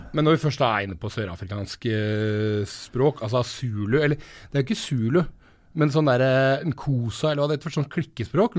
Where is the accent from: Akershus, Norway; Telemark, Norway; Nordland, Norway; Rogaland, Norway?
Telemark, Norway; vi er fra Telemark